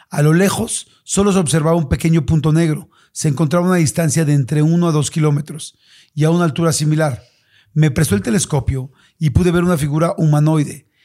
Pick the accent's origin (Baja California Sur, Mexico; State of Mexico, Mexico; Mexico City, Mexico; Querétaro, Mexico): Baja California Sur, Mexico; Vizcaíno; also born or lived in Tijuana; Yo nací en Tijuana, pero a los tres o cuatro años mis padres nos llevaron a vivir a un ejido, el cual es un pueblo agricultor llamado Ejido Gustavo Díaz Ordaz, pero es más conocido como Vizcaíno.